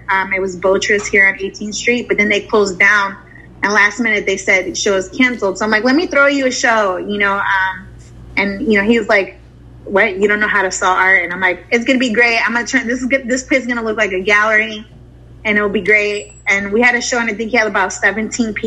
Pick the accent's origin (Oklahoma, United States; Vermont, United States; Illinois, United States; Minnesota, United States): Illinois, United States; Chicago; moved away as an adult; also born or lived in San Diego / Dallas / Texas; I'm from Chicago